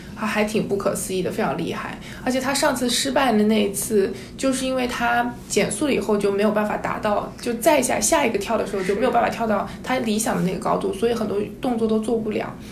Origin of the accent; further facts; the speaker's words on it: southern China, China; 我本身就是在南方长大